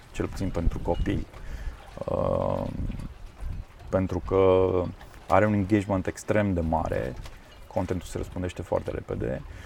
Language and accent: Romanian; Transylvania, Romania; n-am copilărit de fapt în Constanța, am copilărit în uh, Ardeal